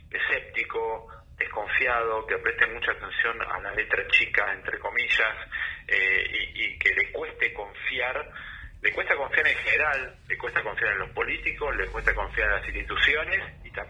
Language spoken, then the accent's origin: Spanish; Argentina; consumidores argentinos